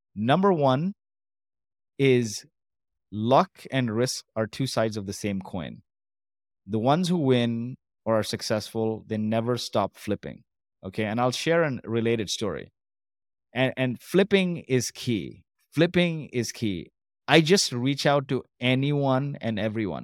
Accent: Kuwait; also born or lived in Canada; now in Dubai, United Arab Emirates; I was born in Kuwait to Indian parents

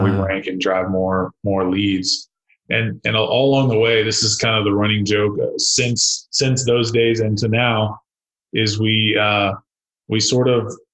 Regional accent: Arlington, Texas, United States; my hometown of Arlington, which is about 400,000 people

